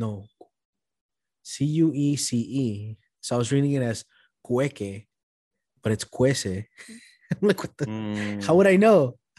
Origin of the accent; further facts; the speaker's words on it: Boston, Massachusetts, United States; first language Spanish; English is a second language; I grew up in East Boston, right? At the time when I was growing up there, it was primarily still mostly Italian.